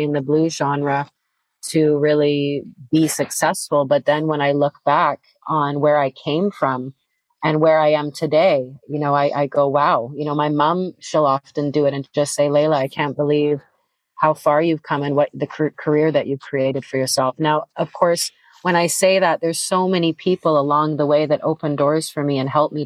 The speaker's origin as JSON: {"language": "English", "country": "Canada", "moved": "as an adult", "lives_now": "Europe", "said": "being a Canadian artist and playing in Canada too"}